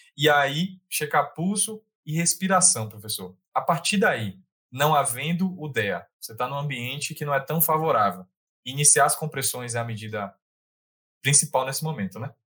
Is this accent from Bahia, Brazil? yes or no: yes; Bahia, Brazil; also born or lived in Salvador; eu sou da Bahia, eu moro na Bahia